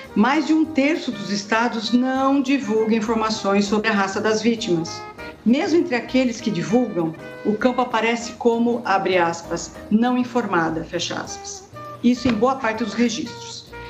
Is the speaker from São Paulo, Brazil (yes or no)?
yes; Sorocaba, São Paulo, Brazil; moved away as an adult; also born or lived in Curitiba; voltei para Sorocaba e Votorantim, que é a minha terra